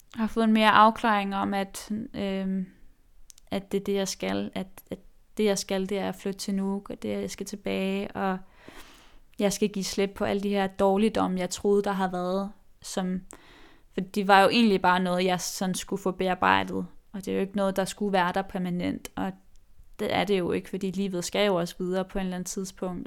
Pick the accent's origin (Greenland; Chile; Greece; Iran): Greenland; Nuuk, Sermersooq; moved away; jeg er jo grønlandsk, øh, født og opvokset i Nuuk